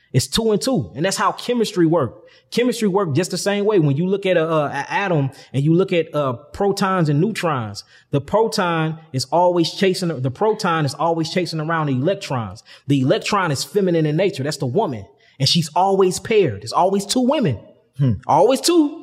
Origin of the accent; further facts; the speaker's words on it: St. Louis, Missouri, United States; I'm from St. Louis, one of the, the real murder capital yeah of the United States. I'm from, and I'm from the gutter. So, you know, growing up out there